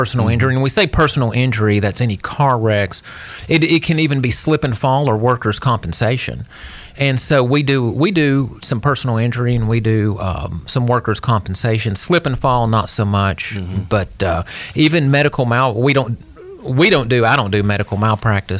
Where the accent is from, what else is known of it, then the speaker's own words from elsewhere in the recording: Hendersonville, Tennessee, United States; also born or lived in Gallatin, Tennessee / Knoxville, Tennessee; I was born and raised here in Hendersonville over 48 years ago, when Hendersonville was just forming.